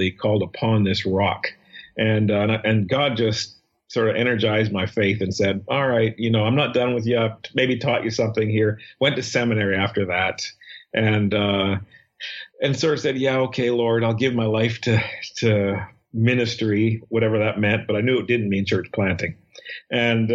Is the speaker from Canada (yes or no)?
yes; Saskatchewan, Canada; moved away as an adult; now in Toronto, Canada; my past memory of growing up in Saskatchewan